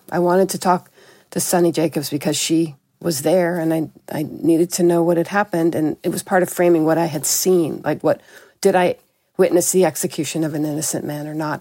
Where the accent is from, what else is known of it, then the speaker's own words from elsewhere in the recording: New York City, New York, United States; moved away; I grew up in New York City at a time when it was very violent.